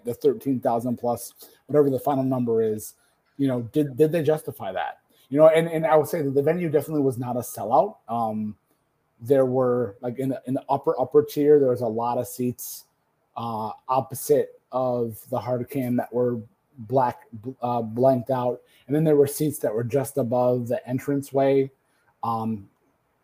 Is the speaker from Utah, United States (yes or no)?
no; Detroit, Michigan, United States; They're coming to my hometown